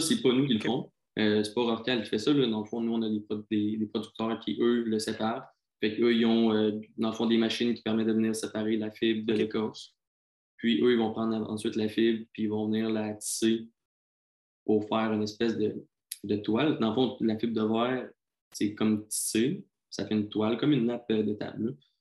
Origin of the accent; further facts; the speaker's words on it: South Shore of Quebec City, Canada; je viens de la rive sud de Québec.